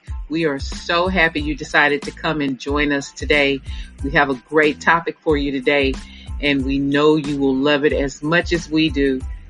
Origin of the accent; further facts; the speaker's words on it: Texas, United States; y'all know I'm from Texas